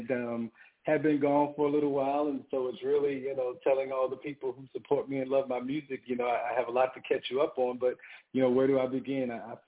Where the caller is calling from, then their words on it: Atlanta, Georgia, United States; I am calling in from Atlanta, Georgia.